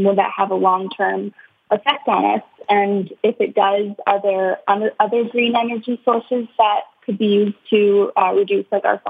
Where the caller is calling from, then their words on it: Waterloo, Ontario, Canada; I'm calling from the University of Waterloo in Ontario, Canada.